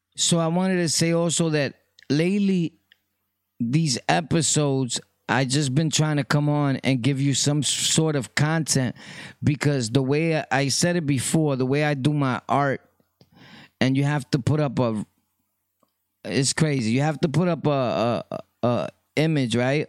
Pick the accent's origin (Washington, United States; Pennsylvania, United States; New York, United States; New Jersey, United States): New York, United States; New York City; I was from Brooklyn, always born and raised. My birth certificates say place of birth, Brooklyn